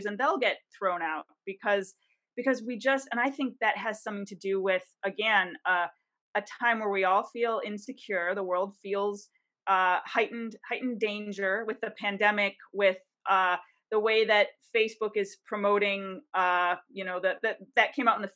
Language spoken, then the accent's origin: English; Detroit, Michigan, United States; now in Washington, D.C., United States; I'm from Detroit, I live in DC right now